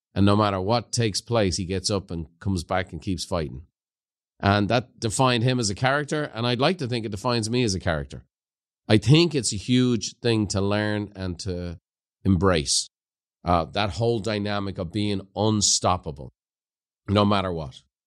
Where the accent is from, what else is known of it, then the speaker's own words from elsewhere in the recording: Ireland; moved away; growing up in Ireland